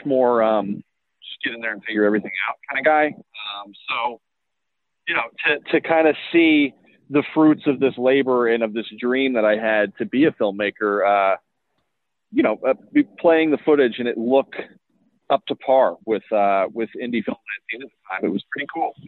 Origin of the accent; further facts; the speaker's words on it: Tulsa, Oklahoma, United States; I mean, I'm from Tulsa, Oklahoma, and, you know, our greatest kind of pop culture, achievement contribution is The Outsiders, or Rumblefish.